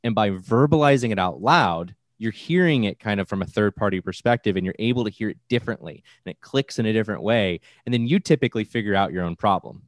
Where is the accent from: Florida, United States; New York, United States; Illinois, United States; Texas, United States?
Florida, United States; I'm from Florida. I live in the largest farming area in the East Coast